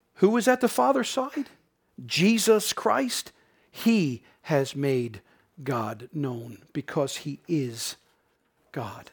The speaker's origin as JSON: {"language": "English", "region": "Newfoundland and Labrador", "country": "Canada", "tie": "born or raised there", "moved": "as an adult", "lives_now": "Prince Edward Island, Canada", "said": "being a Newfoundlander and growing up in Newfoundland"}